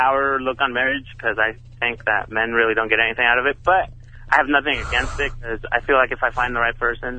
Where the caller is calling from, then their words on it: Corona, United States; I'm calling from Corona.